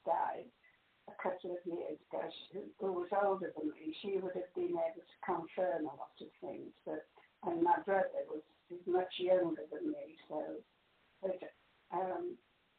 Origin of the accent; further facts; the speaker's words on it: Pontefract, Yorkshire and the Humber, United Kingdom; also born or lived in Featherstone; From a few months old, anyway, I lived in Pontefract, but I think perhaps I was born in Featherston, which is a little mining village